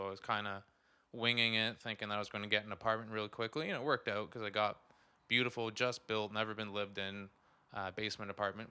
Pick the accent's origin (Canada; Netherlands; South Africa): Canada; Ottawa, Ontario; also born or lived in Kingston; So I was born in Kingston, funny enough, to a military brat. We moved all over the country, but I primarily grew up in Ottawa.